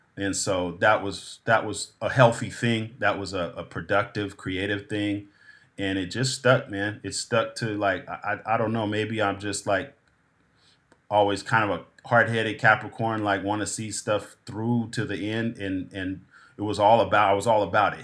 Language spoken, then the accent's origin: English; Pismo Beach, California, United States; also born or lived in San Jose, California; We moved from San Jose to the Central Coast, Pismo Beach, San Luis Obispo County